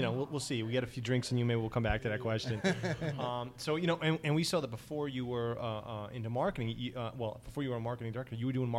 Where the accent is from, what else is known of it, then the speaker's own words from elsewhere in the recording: New York City, New York, United States; also born or lived in Forest Hills, Queens; I grew up in Astoria and bounced around in Queens in a bunch of different places. Right now I'm in Forest Hills